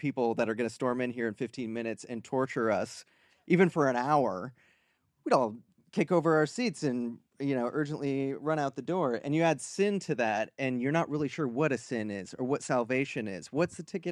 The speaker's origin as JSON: {"language": "English", "town": "Clear Lake", "region": "Iowa", "country": "United States", "tie": "born or raised there", "said": "So I grew up in Clear Lake, Iowa, the town that killed …"}